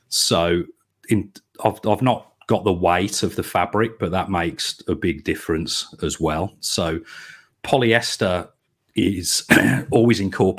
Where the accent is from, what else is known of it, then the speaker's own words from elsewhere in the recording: Birmingham, West Midlands, United Kingdom; So I am obviously a Brummie and a Villa supporter.